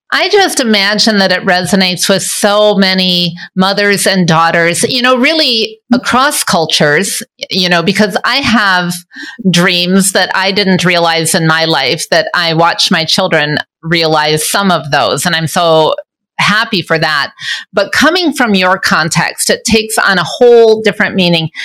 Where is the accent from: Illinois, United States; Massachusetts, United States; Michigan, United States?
Michigan, United States; moved away as an adult; now in Juba, South Sudan; Now, I'm originally from Michigan and now I live in Juba